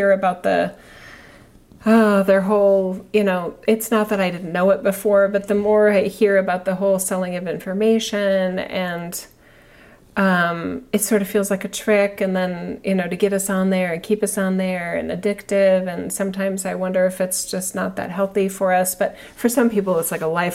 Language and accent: English; United States; I'm an American citizen